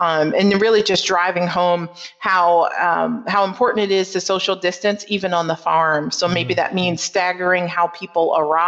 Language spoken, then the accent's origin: English; Northeast, United States; despite growing up in the Northeast and more of an urban setting, I had always been an ag advocate